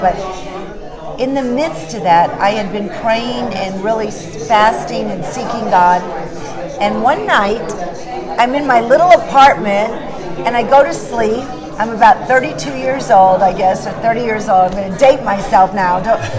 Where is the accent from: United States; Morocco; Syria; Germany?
United States; North Carolina; Here we are from North Carolina, and the tele-rally that he was doing was for North Carolina candidates